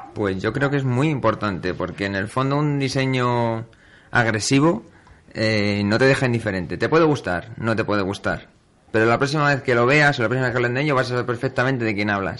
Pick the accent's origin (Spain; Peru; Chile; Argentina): Spain; Community of Madrid; como madrileño y como piloto de la zona centro